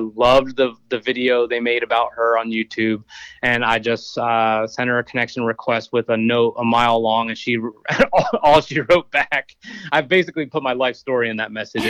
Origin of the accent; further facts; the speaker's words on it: Austin, Texas, United States; I mean, I came from Austin, Texas, so small compared